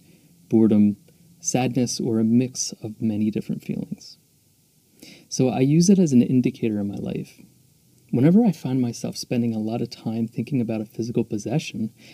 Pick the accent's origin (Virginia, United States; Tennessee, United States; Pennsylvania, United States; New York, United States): Pennsylvania, United States; Philadelphia; also born or lived in Mexico; I was born and raised just outside of Philadelphia, so it's my hometown